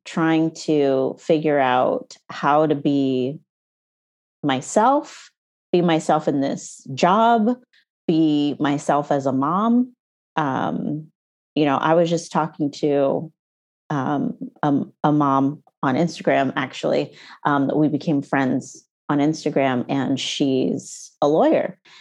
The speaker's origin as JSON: {"language": "English", "country": "United States", "tie": "born or raised there", "also_born_or_lived": "Canada", "moved": "as an adult", "said": "We moved to, um, to the States and, well, I was pregnant with my son and then, um, and we lived with my parents"}